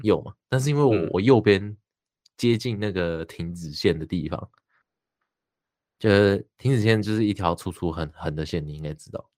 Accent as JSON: {"language": "Chinese", "region": "New Taipei", "country": "Taiwan", "said": "我是新北人"}